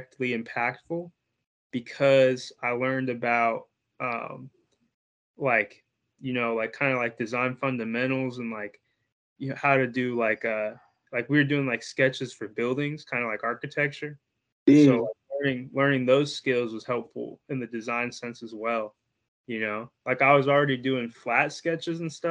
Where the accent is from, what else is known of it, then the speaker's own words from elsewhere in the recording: Bloomington, Indiana, United States; I'm from Bloomington, Indiana